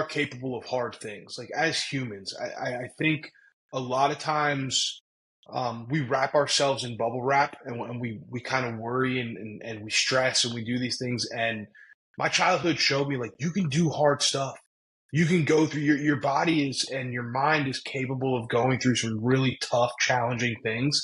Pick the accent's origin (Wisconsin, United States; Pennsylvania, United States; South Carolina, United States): Pennsylvania, United States; Berwick; I'm always proud to say I'm from Berwick, Pennsylvania.